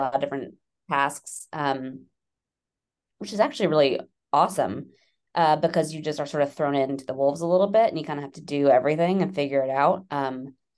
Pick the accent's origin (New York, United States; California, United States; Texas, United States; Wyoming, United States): New York, United States; New York City; now in Westchester, United States; I'm from New York. I'm a born and bred New Yorker